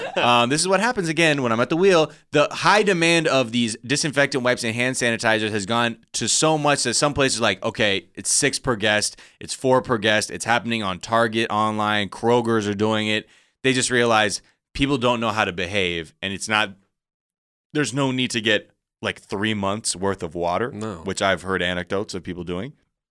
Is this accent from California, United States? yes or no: yes; California, United States; because we're from Southern California